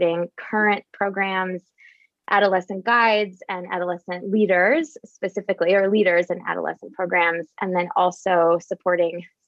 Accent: Northeast Ohio, United States; moved away as an adult; now in Denver, United States; I live in Denver, Colorado. Although I grew up in Northeast Ohio

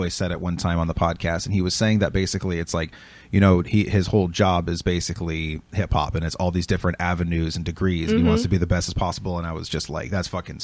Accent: Milwaukie, Oregon, United States; I grew up actually around Milwaukee, I went to Milwaukee High

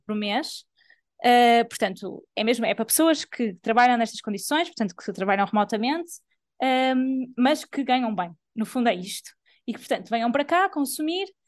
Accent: Portugal; sou portuguesa e trabalho em Portugal

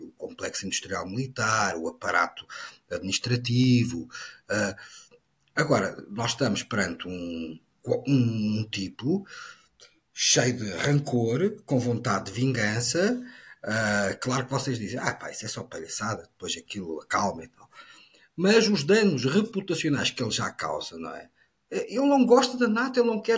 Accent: Portugal; enquanto português

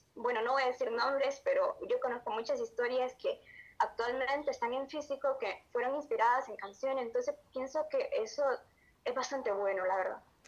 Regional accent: Honduras; Soy de Honduras un país de Centroamérica

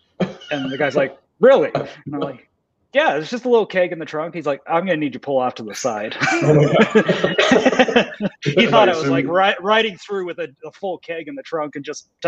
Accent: Canada; now in United States; I'm originally from Canada, and so my parents still live there. So I still travel back and forth visiting them.

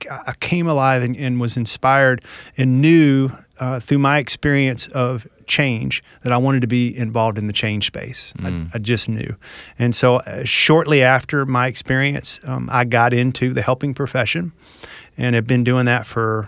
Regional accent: Tennessee, United States; Well, I grew up here in Tennessee, small town, very traditional Southern culture, which I think shaped me in some ways

